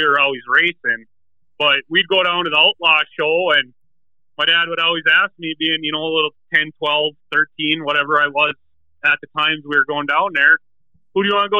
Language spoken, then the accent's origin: English; Eveleth, Minnesota, United States; I come from Eveleth, Minnesota. I work at a taconite mine up here working on the heavy equipment.